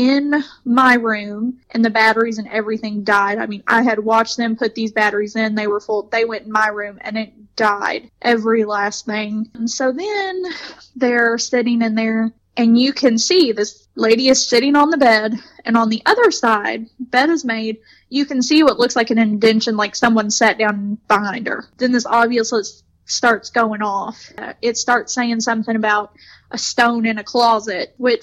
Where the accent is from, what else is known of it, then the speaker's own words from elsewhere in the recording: Elizabethtown, Kentucky, United States; my hometown